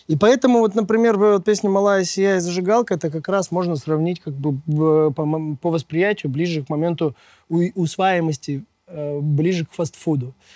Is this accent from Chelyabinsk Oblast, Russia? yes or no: no; Perm, Perm Krai, Russia; now in Moscow, Russia; я сам родом из Перми